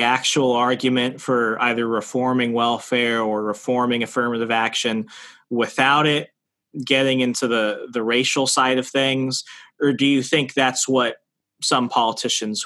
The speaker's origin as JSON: {"language": "English", "region": "Arizona", "country": "United States", "tie": "born or raised there", "also_born_or_lived": "Virginia / Alabama", "moved": "yes", "said": "my home state of Arizona"}